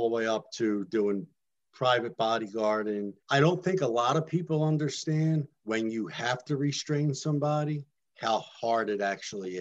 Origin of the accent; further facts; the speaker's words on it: United States; I am born in this country. So I am an American Italian. My grandparents were Italian Americans